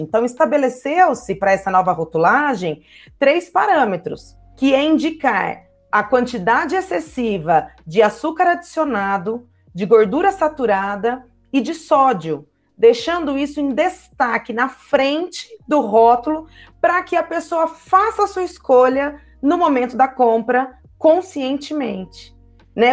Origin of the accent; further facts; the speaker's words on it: Ribeirão Preto, São Paulo, Brazil; moved away as an adult; now in Poços de Caldas, Brazil; sou de Ribeirão Preto, mas moro em Poços de Caldas já tem aproximadamente é, 13 anos